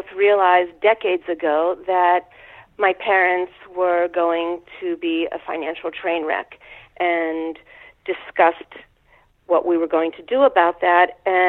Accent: Pittsburgh, Pennsylvania, United States; now in New York, United States; I grew up in Pittsburgh, Pennsylvania.

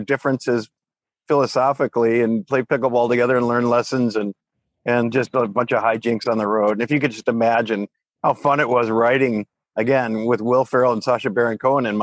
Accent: Chicago, Illinois, United States; moved away; I grew up in the Chicago area

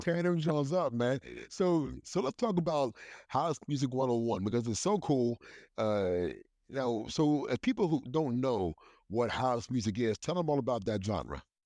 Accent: Hagerstown, Maryland, United States; I grew up in Hagerstown, Maryland.

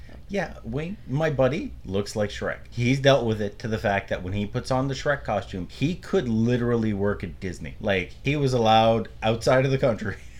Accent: Canada; we're Canadian.

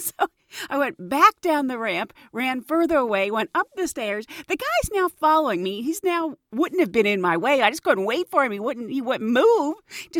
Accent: Pittsburgh, Pennsylvania, United States; moved away; I grew up in Pittsburgh, Pennsylvania, and growing up, since I really hadn't been anywhere else, I didn't realize that a lot of the slang in Pittsburgh is very specific to Pittsburgh.

